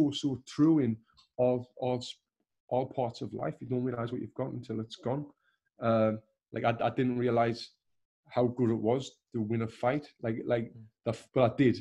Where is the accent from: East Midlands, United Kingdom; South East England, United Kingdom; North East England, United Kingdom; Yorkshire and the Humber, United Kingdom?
North East England, United Kingdom; Sunderland; moved away as an adult; now in Los Angeles, United States; if I was still living in my hometown of Sunderland